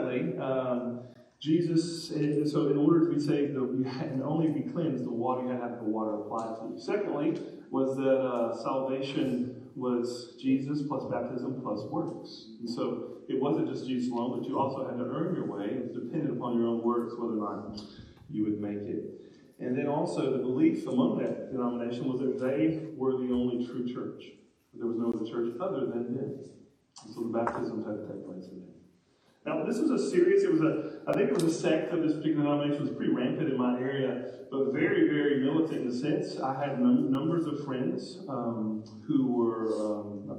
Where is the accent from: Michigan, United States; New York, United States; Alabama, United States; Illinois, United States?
Alabama, United States; Northwest; moved away as an adult; now in Kentucky, United States; I grew up in Northwest Alabama